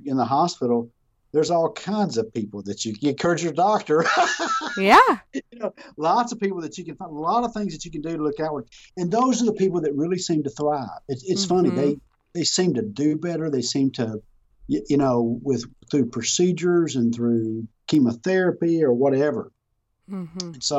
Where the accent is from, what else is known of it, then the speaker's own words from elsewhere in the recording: Texas, United States; I'm from Texas